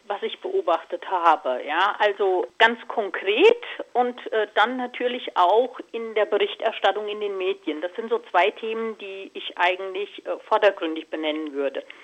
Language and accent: German; Hesse, Germany; Also ich bin hier sehr naturverbunden im Vogelsberg aufgewachsen